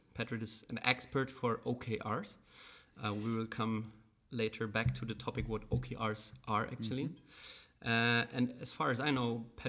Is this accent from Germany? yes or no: yes; Germany; English is a second language; we're both German